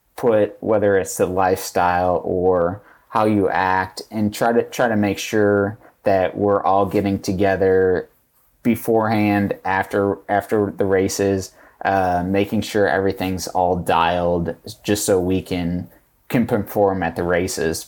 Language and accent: English; Chicago south suburbs, Illinois, United States; I'm from the South Summers